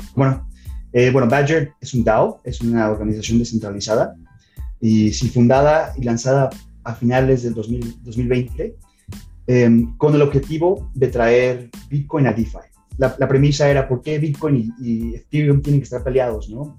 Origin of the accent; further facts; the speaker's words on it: Mexico; moved away as an adult; also born or lived in Canada; soy nacido y crecido en México